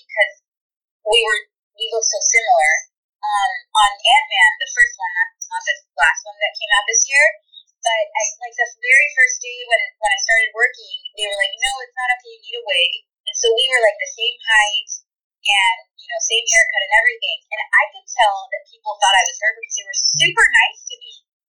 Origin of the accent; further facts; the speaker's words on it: Mexico; also born or lived in California; now in Atlanta, United States; I was born in California, but I grew up in Mexico.